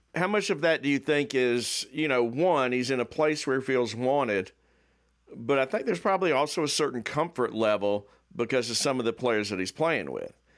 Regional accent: the South, United States; I grew up in the South and nobody played soccer

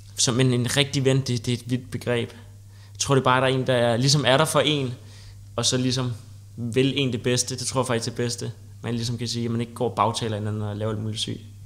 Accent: Copenhagen, Capital Region of Denmark, Denmark; Jeg kommer fra København

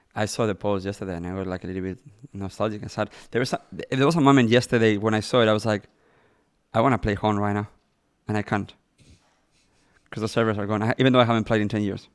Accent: Madrid, Community of Madrid, Spain; born or raised there; English is a second language; moved away as an adult; now in Los Angeles, United States

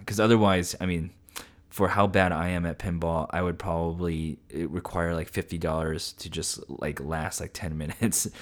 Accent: Central Coast, California, United States; born or raised there

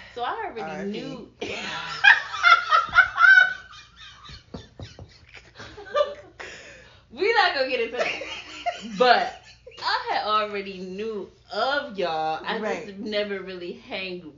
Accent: St. Louis, Missouri, United States; moved away as an adult; now in Dallas, United States; I'm from the St. Louis, Missouri area.

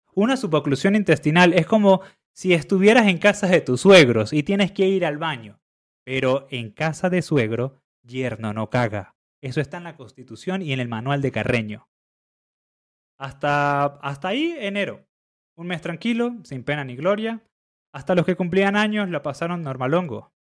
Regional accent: Venezuela; siendo venezolanos

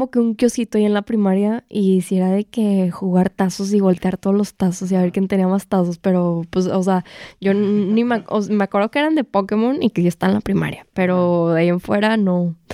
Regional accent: Guadalajara, Jalisco, Mexico; yo soy de Guadalajara

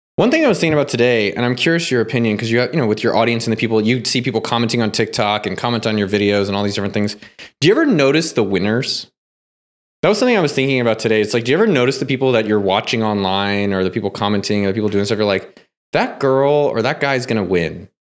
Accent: Silicon Valley, California, United States; I grew up in Silicon Valley.

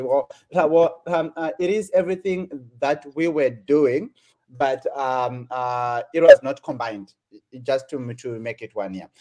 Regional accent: Zimbabwe; moved away as an adult; also born or lived in South Africa; now in California, United States; originally, I'm from Zimbabwe, uh, and I grew up in in, in Zim, my primary and my high school level

